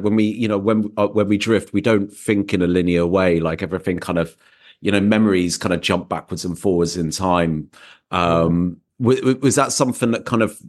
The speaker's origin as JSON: {"language": "English", "region": "England", "country": "United Kingdom", "moved": "as an adult", "lives_now": "Berlin, Germany", "said": "I'm English. But I've been living here for about 6 years now"}